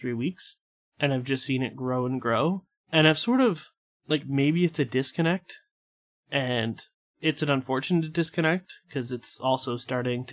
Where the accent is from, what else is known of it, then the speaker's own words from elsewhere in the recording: Sarnia, Ontario, Canada; I grew up in Sarnia